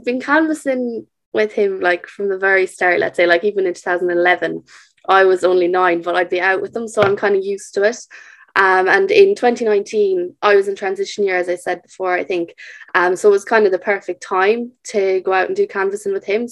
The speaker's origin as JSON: {"language": "English", "town": "Castlerea", "region": "County Roscommon", "country": "Ireland", "said": "I'm from Castlereagh, County Roscommon"}